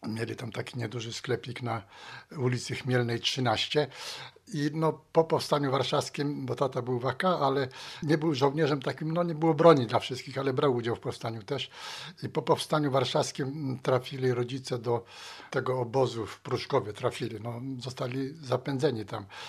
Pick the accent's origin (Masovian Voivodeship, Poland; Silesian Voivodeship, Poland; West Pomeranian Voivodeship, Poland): West Pomeranian Voivodeship, Poland; Szczecin; urodziłem się w Szczecinie. Tu chodziłem do szkół i podstawowych średniej i studia kończyłem.